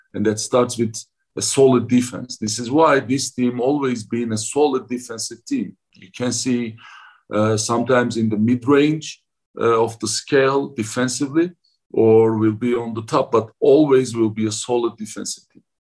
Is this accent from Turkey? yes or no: yes; Ankara, Turkey; English is a second language; moved away as an adult; now in Salt Lake City, United States; my hometown Ankara is basically very very similar with uh, Salt Lake City.